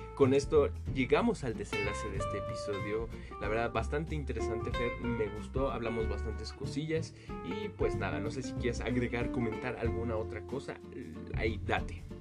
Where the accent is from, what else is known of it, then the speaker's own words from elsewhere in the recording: Mexico; nuestra gran gastronomía que tenemos como mexicanos